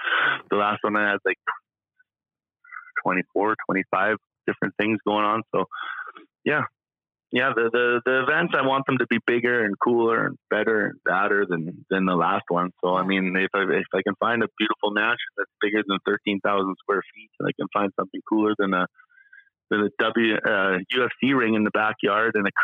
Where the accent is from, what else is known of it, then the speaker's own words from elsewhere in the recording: Yorkton, Saskatchewan, Canada; also born or lived in Regina / Calgary / Edmonton; now in Kelowna, Canada; I was born in Regina. I was raised in Yorkton.